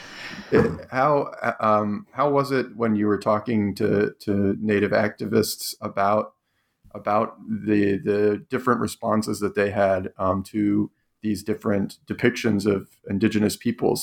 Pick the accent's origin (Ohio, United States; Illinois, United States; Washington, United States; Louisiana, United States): Ohio, United States; Cleveland; I grew up in Cleveland